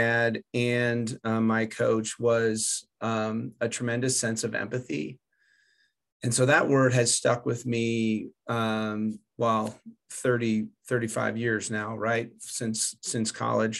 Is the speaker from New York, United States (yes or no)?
no; Southern California, United States; moved away as an adult; also born or lived in Calvin (college, Michigan); now in Denver, United States; I'm from Southern California, so now I'm 2,000 miles away from my house instead of 100 miles away from my house